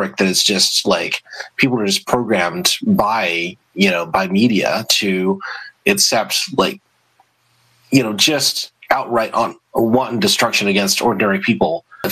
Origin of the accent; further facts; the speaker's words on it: the American South, United States; I grew up in the American South